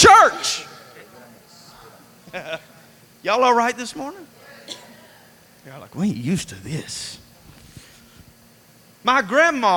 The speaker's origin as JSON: {"language": "English", "region": "Alabama", "country": "United States", "said": "I'm from Alabama"}